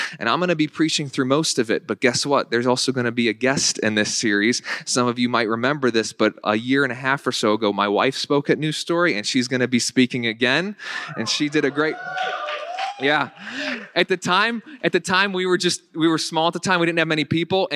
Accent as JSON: {"language": "English", "region": "Northern Virginia", "country": "United States", "tie": "born or raised there", "moved": "as an adult", "lives_now": "Western New York, United States", "said": "I was raised in Northern Virginia"}